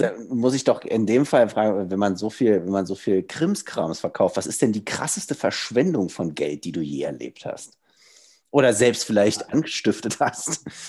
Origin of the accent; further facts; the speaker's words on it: Germany; bei uns in Deutschland